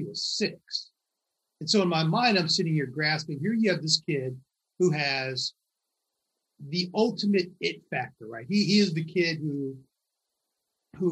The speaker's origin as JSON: {"language": "English", "region": "Michigan", "country": "United States", "tie": "born or raised there", "moved": "yes", "lives_now": "New York, United States", "said": "I grew up in Michigan, only child"}